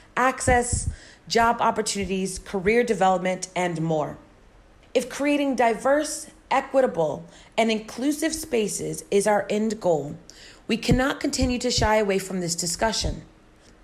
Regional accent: United States; now in Asia; in my home country of the United States

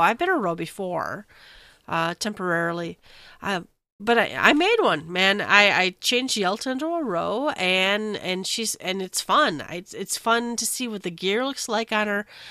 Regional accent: United States; as an American

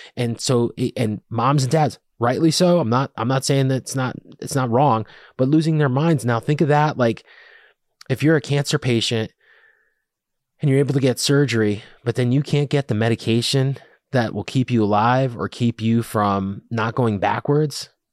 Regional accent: Connecticut, United States; also born or lived in Rhode Island / Boston; I grew up in Connecticut. Went to college in Rhode Island, lived in Boston for a year, then came back to Connecticut. I've always lived in this area.

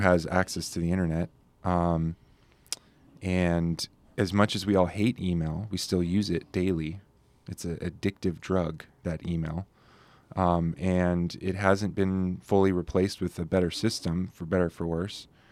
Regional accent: Carlsbad, California, United States; moved away as an adult; now in Santa Barbara, United States; Sean, um, my co-founding partner, and I grew up together down in Carlsbad

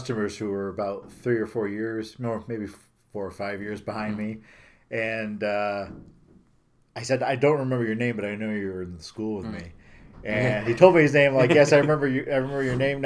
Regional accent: Herkimer, New York, United States; I grew up in Herkimer, town of Herkimer

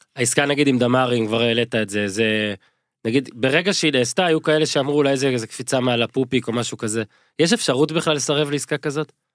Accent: Northern Israel, Israel; גדלתי בצפון

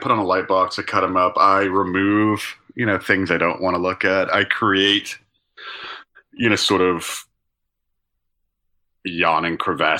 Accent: Arlington, Texas, United States; I grew up in Dallas area, Arlington.

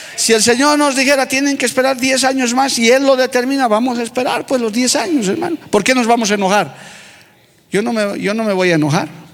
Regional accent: La Paz, Bolivia; en mi tierra paseña se dice, cuyu, duro, firme

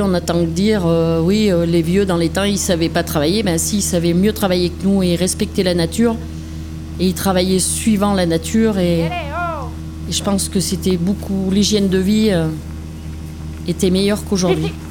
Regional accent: La Chavade, Puy-de-Dôme, Auvergne-Rhône-Alpes, France; je suis née à La Chavade, commune du Val-Belay, dans le Puy-de-Dôme

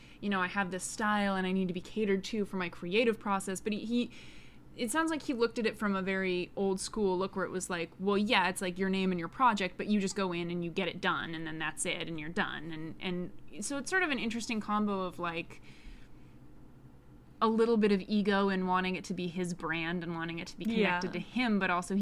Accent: New Hampshire, United States; now in Los Angeles, United States; when I was growing up in New Hampshire

